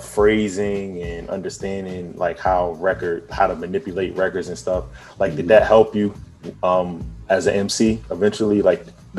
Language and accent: English; Virginia, United States; I'm from Virginia.